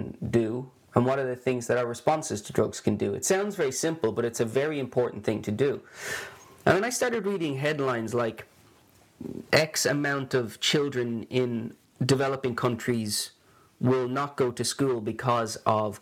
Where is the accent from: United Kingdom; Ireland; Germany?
Ireland; moved away as an adult; also born or lived in Sweden; now in Gothenburg, Sweden; you can hear I'm not Swedish, I'm Irish, but haven't lived in Ireland now for almost as long as I did live there